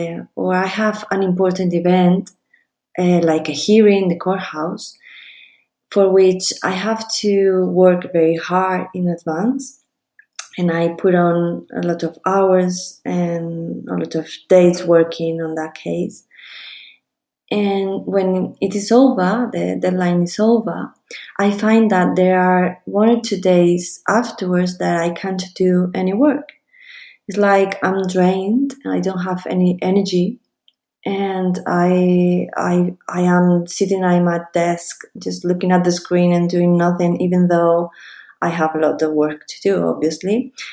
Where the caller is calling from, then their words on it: Spain; I am listening from Spain.